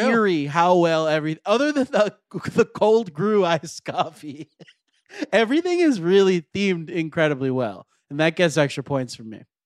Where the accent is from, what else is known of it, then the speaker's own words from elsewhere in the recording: Florida, United States; now in Los Angeles, United States; I grew up in Florida